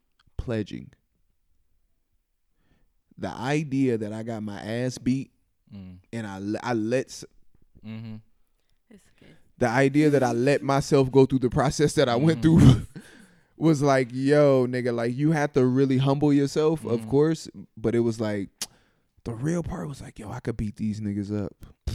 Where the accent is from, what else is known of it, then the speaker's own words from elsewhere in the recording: Los Angeles, California, United States; moved away as an adult; also born or lived in Grambling, Louisiana; I grew up in Los Angeles, California